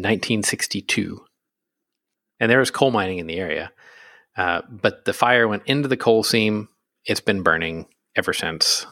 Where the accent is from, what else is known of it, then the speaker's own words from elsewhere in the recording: Pennsylvania, United States; I'm from Pennsylvania.